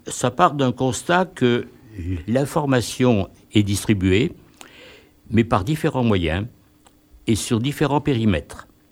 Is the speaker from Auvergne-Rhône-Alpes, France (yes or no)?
yes; Grenoble, Auvergne-Rhône-Alpes, France; habitant de Grenoble et militant associatif depuis pas mal de temps